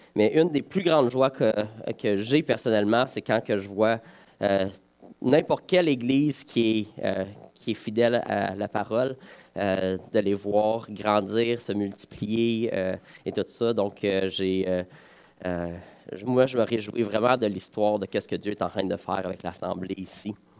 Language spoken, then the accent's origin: French; Val-d'Or, Quebec, Canada; je suis originaire de Val d'Or